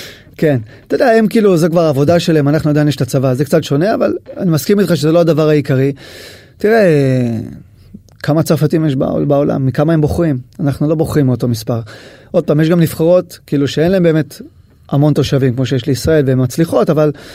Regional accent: Israel; אני ישראלי

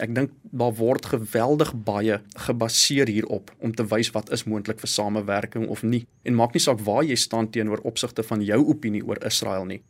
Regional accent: South Africa; vir ons dan as Suid-Afrikaners

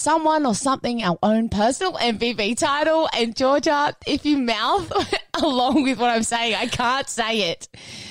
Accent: Sutherland Shire, New South Wales, Australia; a person who was born and raised in Southern Shire

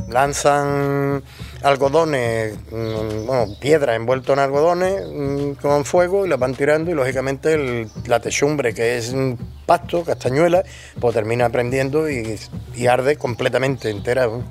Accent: Benalup-Casas Viejas, Andalusia, Spain; he sido maestro y, profesor de historia en, el instituto de mi pueblo, en el IES Casas Viejas

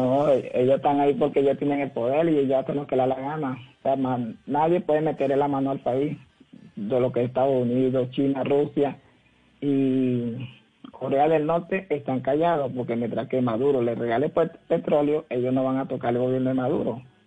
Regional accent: Coro, Falcón, Venezuela; moved away as an adult; also born or lived in Valledupar, Colombia / Barranquilla, Colombia; now in Cali, Colombia; del estado Falcón, ciudad de Coro.

